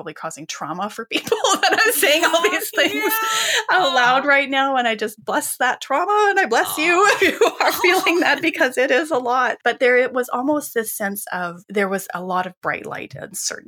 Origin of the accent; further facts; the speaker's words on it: Western Canada, Canada; I grew up in Western Canada